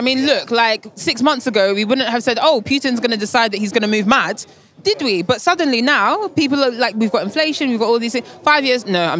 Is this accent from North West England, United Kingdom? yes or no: no; London, United Kingdom; I am from London via Lagos. So very technically, nice. I'm a British citizen, yeah, but yeah. I'm Nigerian by heritage.